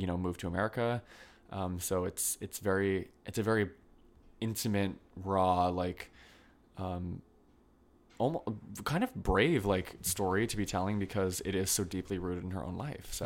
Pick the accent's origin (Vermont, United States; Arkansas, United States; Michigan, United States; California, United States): Vermont, United States; now in New York, United States; I'm originally from Vermont